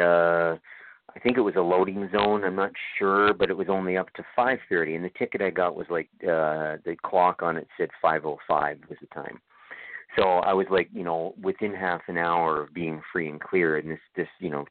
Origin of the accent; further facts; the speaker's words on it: Toronto, Ontario, Canada; now in Ottawa, Canada; Toronto, where I'm from. I'm originally from Toronto.